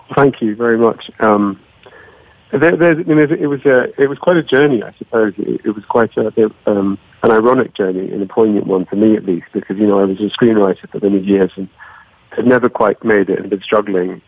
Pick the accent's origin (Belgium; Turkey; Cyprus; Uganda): Cyprus; I grew up in Cyprus in the Mediterranean